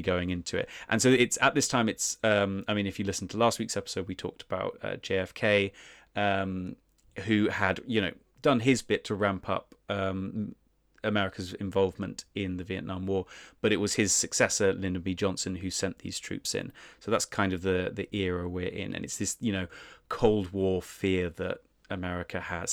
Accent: United Kingdom; being British, our ancestors were probably involved in heinous things as well

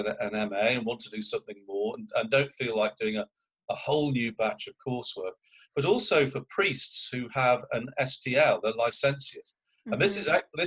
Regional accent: United Kingdom; now in United States; I'm British

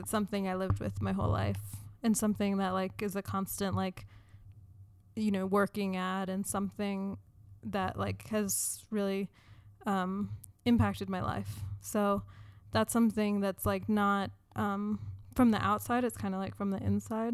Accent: United States; I identify as a woman, as American, Jewish

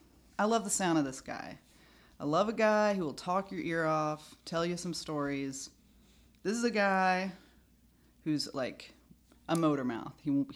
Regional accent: United States; we're from America.

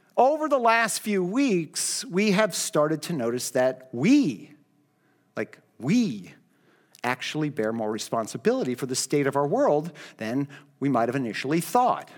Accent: United States; Christian Americans

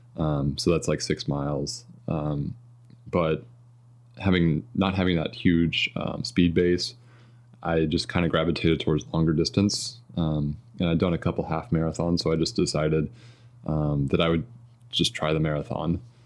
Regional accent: suburb of Louisville, Kentucky, Indiana, United States; I grew up in Indiana, um, kind of a suburb of Louisville, Kentucky

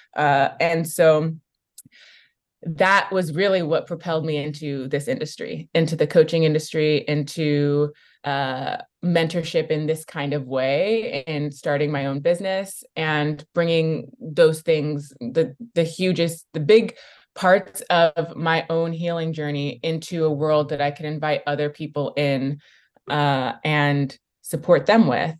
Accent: Bay Area, California, United States; growing up in the Bay Area

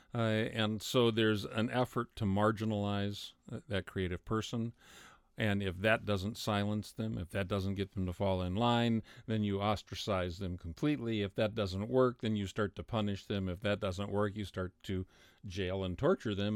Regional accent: United States; I'm an American

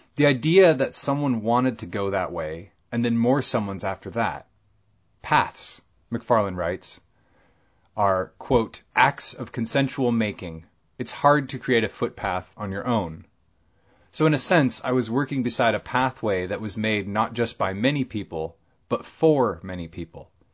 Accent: Bellingham, Washington, United States; born or raised there

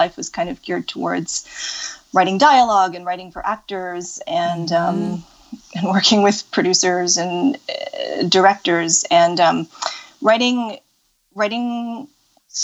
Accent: Pacific Northwest, United States; also born or lived in Los Angeles; I grew up in the Pacific Northwest.

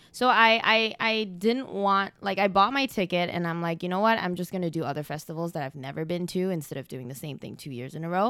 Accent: Malaysia; now in Canada; I'm originally from Malaysia

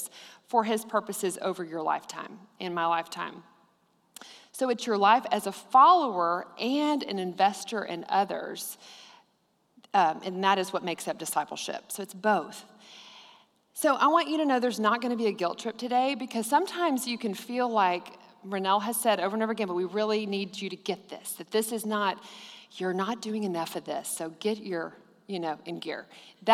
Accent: Abilene, Texas, United States; I grew up in Abilene and went to Cooper High School

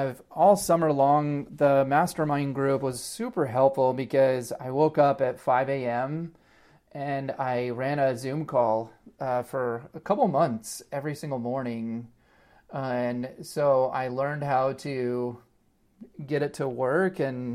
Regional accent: Vancouver, Washington, United States; moved away as an adult; also born or lived in Eugene, Oregon / Hyde Park, New York / Seattle / San Francisco; I was born in Eugene, and then we moved around a little bit, and then I grew up in Vancouver, Washington.

